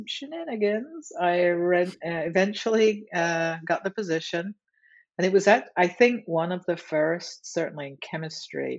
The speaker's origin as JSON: {"language": "English", "region": "England", "country": "United Kingdom", "moved": "yes", "said": "I'm from England"}